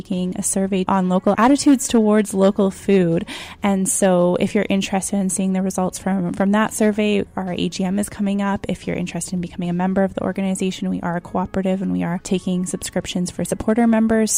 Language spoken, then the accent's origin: English; Niverville, Manitoba, Canada; now in Winnipeg, Canada; I'm from originally about 30 minutes south of Winnipeg. I grew up in Niverville